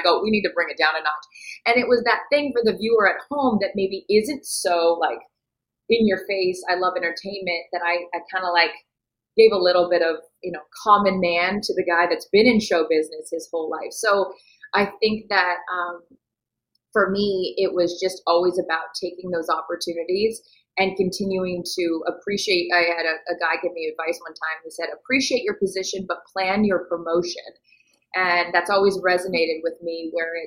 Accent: Seattle, Washington, United States; moved away; I'm from Seattle

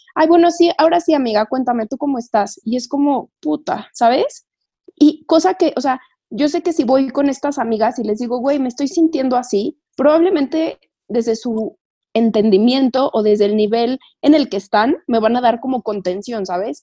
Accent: Toluca, State of Mexico, Mexico; moved away as an adult; now in Mexico City, Mexico; yo vivo en, mis papás viven en Toluca, yo vivo en México, pero yo soy de Toluca

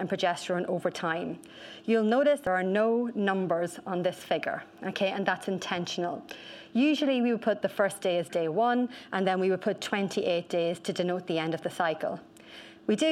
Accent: Ireland; accent: Irish; I am Irish

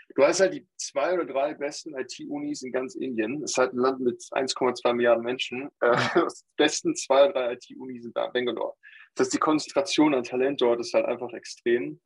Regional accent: Germany; als deutscher Staatsbürger, der in Deutschland äh, mein ganzes Leben aufgewachsen ist, sagen, äh, ich bin Deutscher

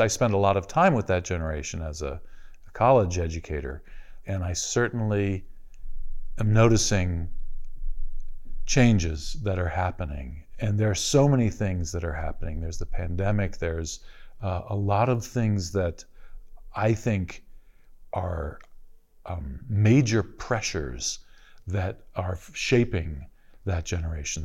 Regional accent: Los Angeles, California, United States; I grew up in the Fairfax area of LA, which is sometimes called Little Jerusalem.

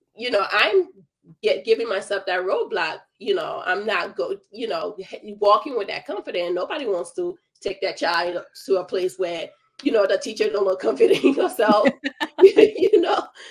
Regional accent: Liberia; moved away; I'm originally from Liberia

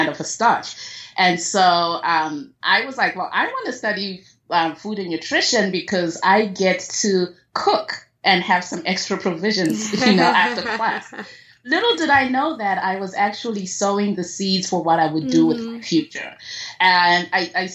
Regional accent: Zimbabwe; I was born and raised in Zimbabwe

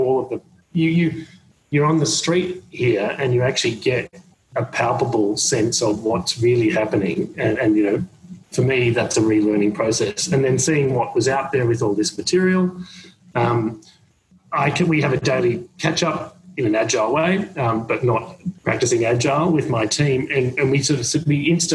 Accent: Australia; now in New York, United States; being an Australian and being in New York at this period of time

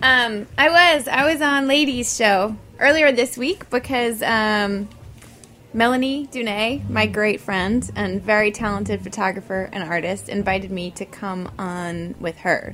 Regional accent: New York City, New York, United States; growing up in New York City

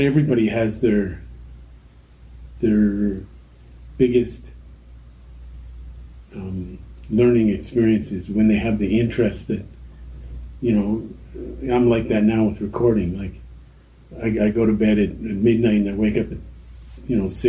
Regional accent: Kitchener, Ontario, Canada; also born or lived in Brantford, Ontario; we moved to Kitchener when I was 10 from Brantford. We moved to Kitchener

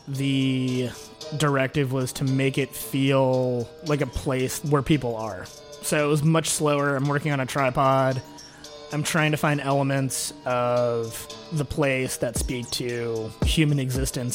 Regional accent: Kansas City, Missouri, United States; moved away as an adult; also born or lived in Santa Cruz, California / Roanoke, Virginia; now in Washington, D.C., United States; grew up in Kansas City

